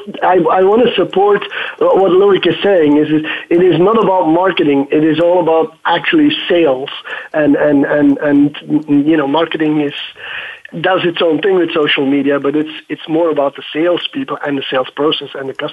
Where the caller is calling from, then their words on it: Bruges, Flanders, Belgium; Well, I'm calling you guys from Bruges, Belgium, the most loveliest city in the whole world.